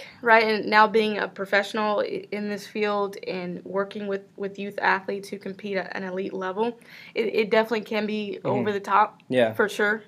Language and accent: English; San Diego, California, United States; I was born and raised in San Diego, California